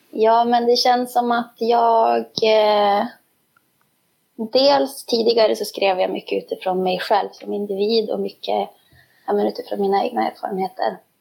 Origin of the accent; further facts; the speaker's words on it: Skellefteå, Västerbotten County, Sweden; jag eh, är ju också från Skellefteå